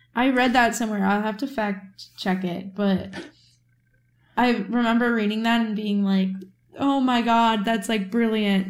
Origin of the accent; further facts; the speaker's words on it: Midwest, United States; now in New York, United States; I'm from the Midwest